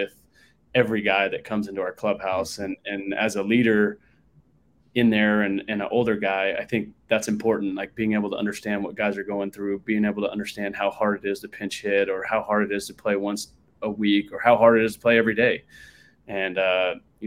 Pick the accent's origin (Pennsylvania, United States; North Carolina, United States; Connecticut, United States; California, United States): California, United States; Long Beach; I grew up in Southern California, born and raised in Long Beach, California